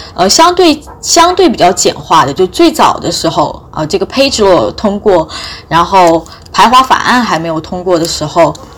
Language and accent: Chinese; China; 我们中国人现在是怎么样来